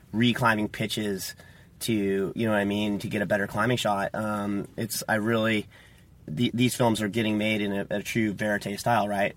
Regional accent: Tollhouse, California, United States; I'm a California native. I was uh, born and raised in Toll House, which is near Yosemite Valley, and it's kind of between Fresno and Yosemite

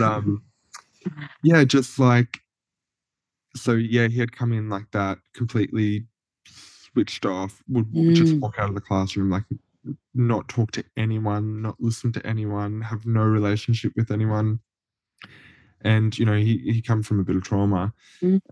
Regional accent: Cobram, Victoria, Australia; moved away; also born or lived in Deniliquin, New South Wales; as I was living in Cobram, like a country town

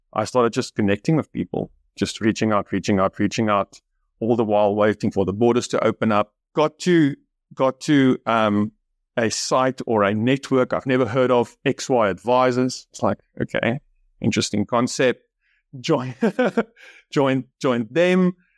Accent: Bloemfontein, Free State, South Africa; English is a second language; moved away as an adult; now in Australia; been living in Bloemfontein, where I was kind of lived my whole life

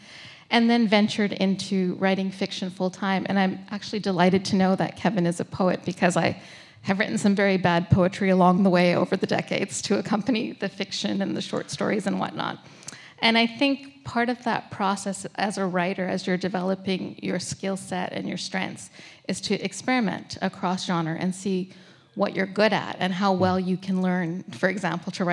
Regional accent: Toronto, Ontario, Canada; moved away; my hometown of Toronto

